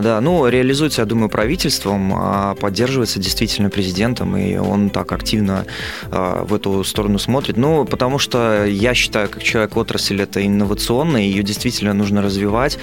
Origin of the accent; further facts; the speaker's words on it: Belarus; в Беларуси я, как и белорусы, люблю страну свою